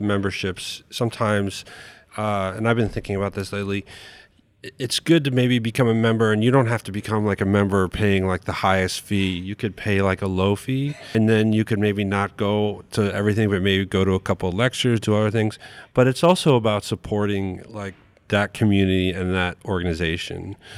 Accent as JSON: {"language": "English", "town": "New York City", "region": "New York", "country": "United States", "tie": "born or raised there", "also_born_or_lived": "Albuquerque, New Mexico", "moved": "as an adult", "said": "I grew up in New York City"}